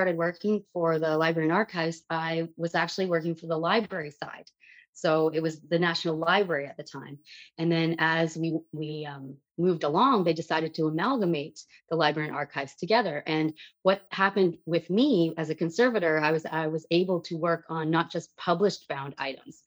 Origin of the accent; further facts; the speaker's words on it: Dryden, Ontario, Canada; I grew up in Dryden, Ontario.